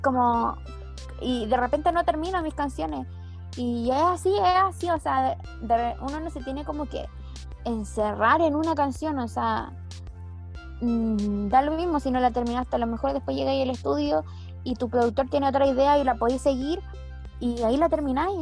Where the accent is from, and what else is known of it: Chile; born or raised there